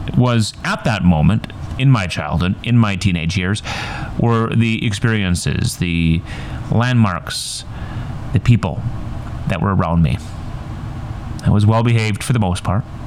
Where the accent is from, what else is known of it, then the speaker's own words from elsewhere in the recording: Ironwood, Michigan, United States; accent: northern; moved away as an adult; also born or lived in Duluth, Minnesota; I grew up in the Upper Peninsula of Michigan, a little old town